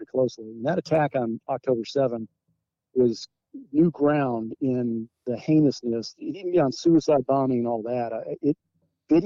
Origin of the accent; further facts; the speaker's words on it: United States; an American